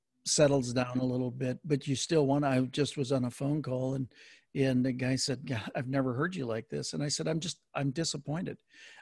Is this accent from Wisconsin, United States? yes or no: yes; Wisconsin, United States; I grew up in Wisconsin, and Vince Lombardi was there